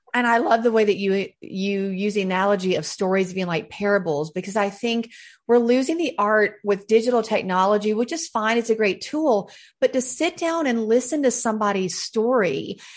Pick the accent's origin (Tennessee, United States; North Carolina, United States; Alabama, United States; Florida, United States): North Carolina, United States; Charlotte; I am a Southern girl through and through. I was born in Charlotte, North Carolina